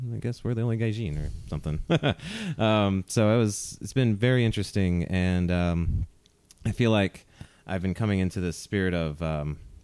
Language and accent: English; North Carolina, United States; moved away as an adult; now in Hawaii, United States; my background is I'm from North Carolina.